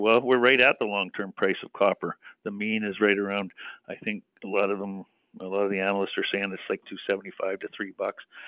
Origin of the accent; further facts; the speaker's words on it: British Columbia, Canada; I'm a British Columbia boy.